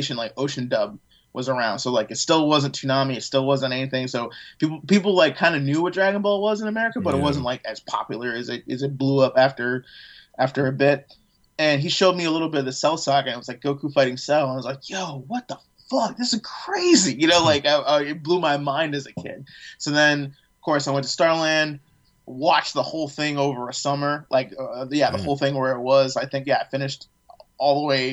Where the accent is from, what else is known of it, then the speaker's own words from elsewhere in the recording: Fairfax, Virginia, United States; moved away; also born or lived in Chicago, Illinois; I was born in Chicago and raised in Fairfax or Oakton, Virginia area